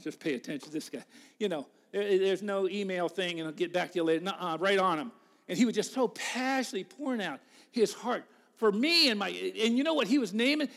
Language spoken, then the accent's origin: English; United States; I told him the U S